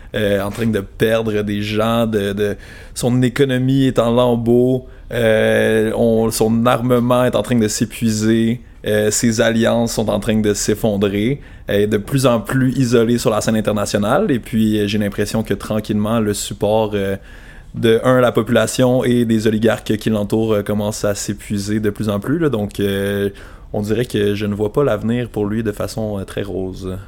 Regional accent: Sherbrooke, Quebec, Canada; also born or lived in Gaspésie; j'ai grandi à Sherbrooke

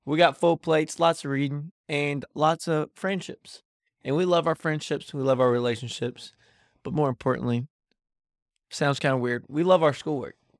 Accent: Davidson County, North Carolina, United States; I'm from North Carolina

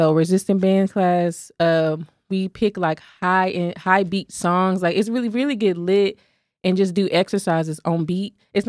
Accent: Fort Worth, Texas, United States; I'm from Fort Worth.

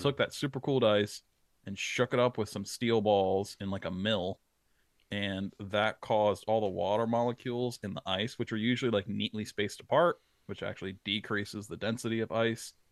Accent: New Jersey, United States; that was the main fish that I targeted growing up in South Jersey.

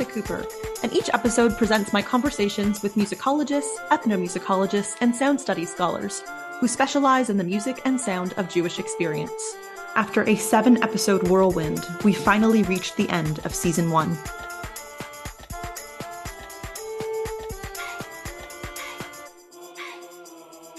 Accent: Canada; I am a Canadian historical musicologist

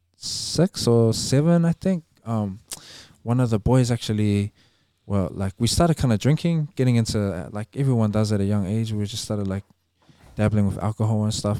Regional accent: Auckland, New Zealand; growing up in Avondale

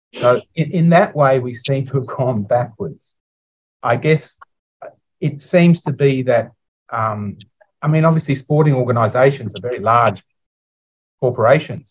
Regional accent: Sydney, New South Wales, Australia; I'm from Sydney

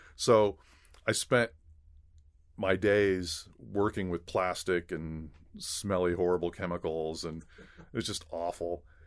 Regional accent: Los Angeles, California, United States; also born or lived in Torrance / San Gabriel Valley; a native Los Angelino, uh, grew up, uh, in Los Angeles

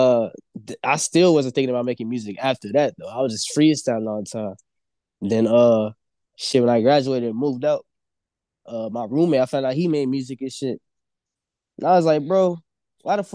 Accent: Harvey, Illinois, United States; also born or lived in Chicago; Really was raised in Harvey, but shit, yeah, I'm from here

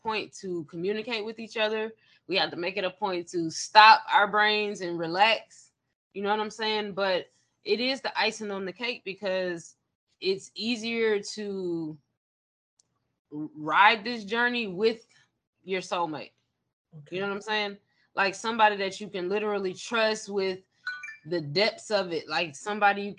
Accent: Avondale Estates, Georgia, United States; also born or lived in DeKalb County, Georgia; I was raised in Avondale Estates. I went to Druid Hills High School

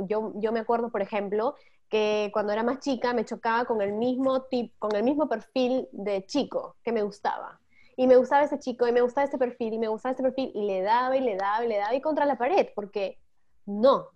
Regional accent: Peru; moved away as an adult; now in Netherlands; tengo 33, soy de Perú y ahora estoy viviendo en Holanda

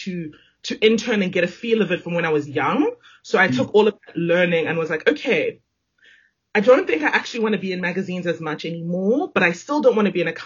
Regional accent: Johannesburg, Gauteng, South Africa; moved away as an adult; also born or lived in Zimbabwe; now in Cape Town, South Africa; about 2.5-3 years later, we moved to Johannesburg. And that is where all of my formative years were based. I grew up there.

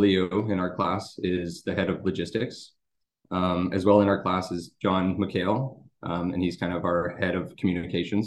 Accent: Drayton Valley, Alberta, Canada; also born or lived in Calgary / Edmonton; I'm originally from Drayton Valley, which is a small town a little west of Edmonton

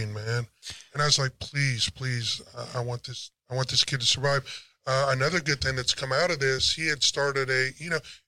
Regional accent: Ohio, United States; now in Texas, United States; I'm from Ohio

